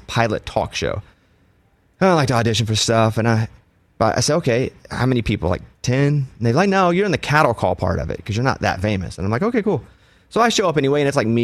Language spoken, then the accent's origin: English; Mountain Pine, Arkansas, United States; I'm from Mountain Pine, Arkansas.